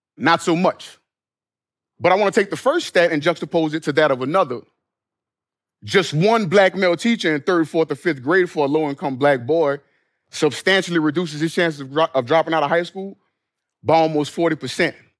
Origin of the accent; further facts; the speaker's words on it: New Orleans, Louisiana, United States; my hometown of New Orleans